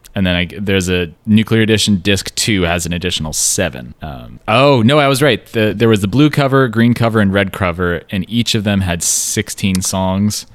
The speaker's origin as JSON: {"language": "English", "region": "Pacific Northwest", "country": "United States", "tie": "born or raised there", "said": "a white guy who grew up in the Pacific Northwest."}